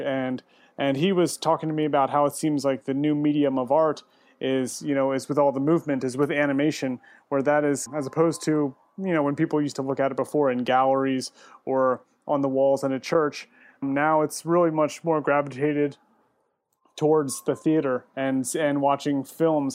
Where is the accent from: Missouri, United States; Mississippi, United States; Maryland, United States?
Maryland, United States; Westminster; moved away as an adult; also born or lived in Richmond, Virginia; originally, I am from the East Coast, uh, from Maryland, uh, right outside of Baltimore in Westminster. And then went to, lived there, grew up there